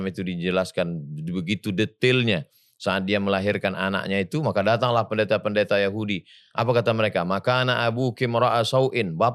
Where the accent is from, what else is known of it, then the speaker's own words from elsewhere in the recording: Pekanbaru, Riau, Indonesia; Kampung saya itu Pekanbaru.